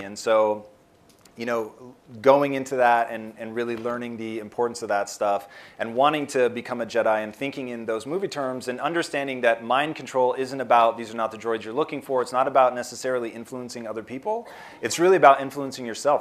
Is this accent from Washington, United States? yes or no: yes; Tacoma, Washington, United States; now in Los Angeles, United States; I grew up in Tacoma, Washington, which is about an hour south of Seattle